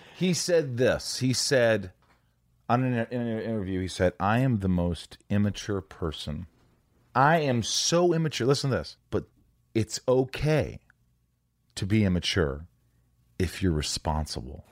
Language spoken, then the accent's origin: English; Indiana, United States; also born or lived in New York; I lived there for the first eight years